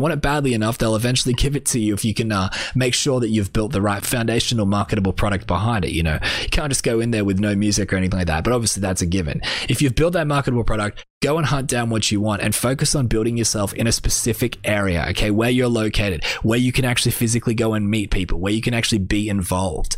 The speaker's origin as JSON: {"language": "English", "country": "Australia", "said": "I'm just an Australian artist"}